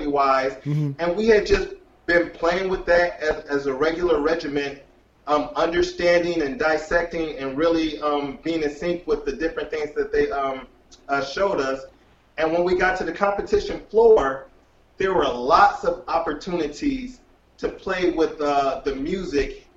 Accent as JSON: {"language": "English", "town": "Detroit", "region": "Michigan", "country": "United States", "said": "We come from Detroit"}